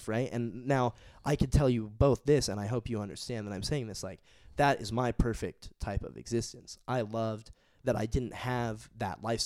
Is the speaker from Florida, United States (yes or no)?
no; Southern California, United States; moved away as an adult; now in San Francisco, United States; I'm from Southern California